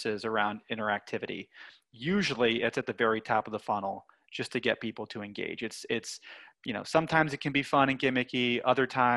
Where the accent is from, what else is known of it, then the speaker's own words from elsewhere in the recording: Lancaster, Pennsylvania, United States; I grew up in Lancaster, Pennsylvania, which is many people know as like Amish country